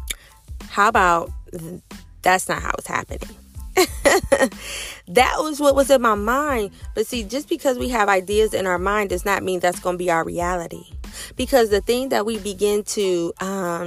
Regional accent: Ohio, United States; moved away as an adult; That's where I've been living my entire life. That's where my family is

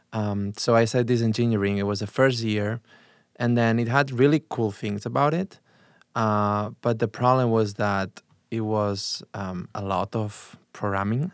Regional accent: Barcelona, Catalonia, Spain; English is a second language; moved away as an adult; now in Chicago, United States; I'm from Barcelona. I was born in a s, town really close to Barcelona.

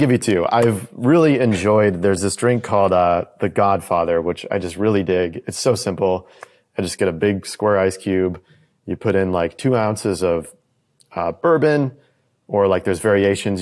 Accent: United States; me as an American

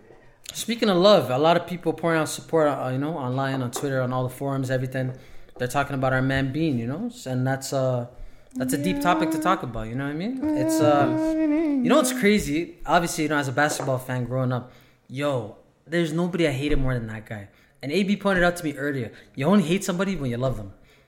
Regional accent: Canada; we're Canadian and polite

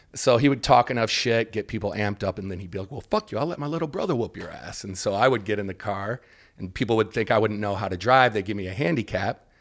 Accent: Detroit, Michigan, United States; growing up in Detroit

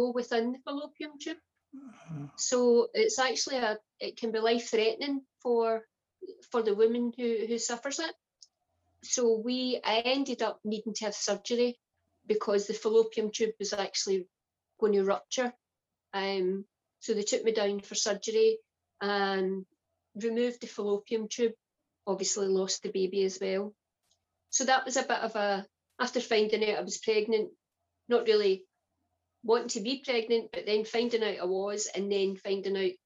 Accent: Glasgow, Scotland, United Kingdom; I grew up in the east end of Glasgow, just on the outskirts of the city centre of Glasgow

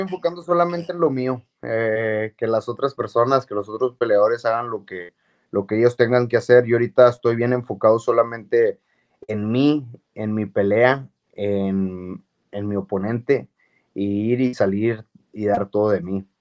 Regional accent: Monterrey, Nuevo León, Mexico; moved away as an adult; also born or lived in New Mexico, United States; a mi Monterrey

